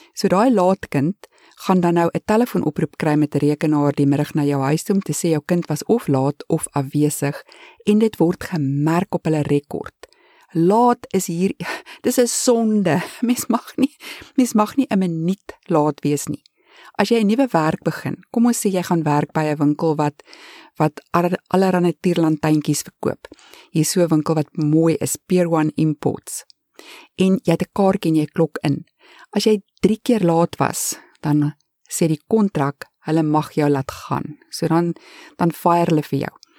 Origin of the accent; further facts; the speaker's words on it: South Africa; accent: South African; moved away as an adult; now in Canada; ons as Suid-Afrikaners het baie sterk aksente